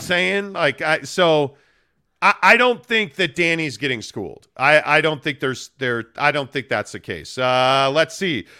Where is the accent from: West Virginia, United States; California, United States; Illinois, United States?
Illinois, United States; Chicago; moved away; also born or lived in Kamas, Utah; I'm born and raised in Chicago